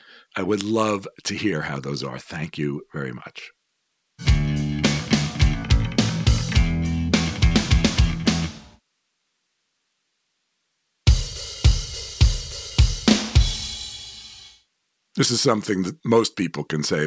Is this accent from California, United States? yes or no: no; New York City, New York, United States; I grew up in Manhattan